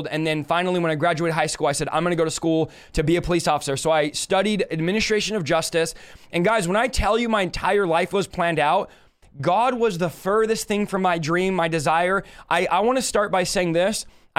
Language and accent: English; Manteca, California, United States; also born or lived in San Jose, California; I was born in San Jose, California at 8 years old. I moved to a city called Manteca, California